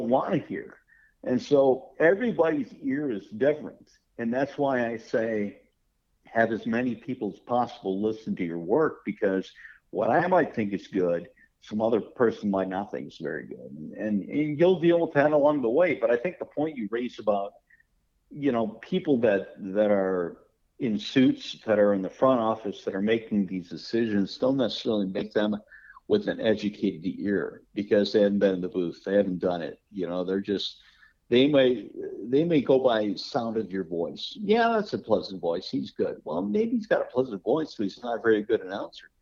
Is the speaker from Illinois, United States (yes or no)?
no; Detroit, Michigan, United States; moved away as an adult; also born or lived in Anaheim; I grew up in Detroit.